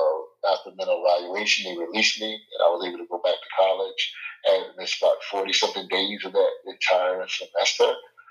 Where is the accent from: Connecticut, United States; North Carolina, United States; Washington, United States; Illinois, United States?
North Carolina, United States; Charlotte; now in Manassas, United States; I'm originally from Charlotte, North Carolina. Now I reside in the DMV area. I'm in the Manassas, Virginia area now.